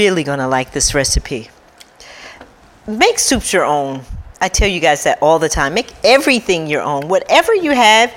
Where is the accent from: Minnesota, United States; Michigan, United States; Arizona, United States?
Michigan, United States; Detroit; I grew up in Detroit